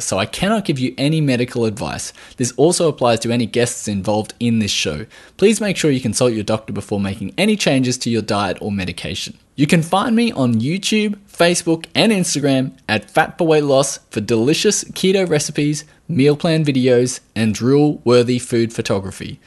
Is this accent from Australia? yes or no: yes; Australia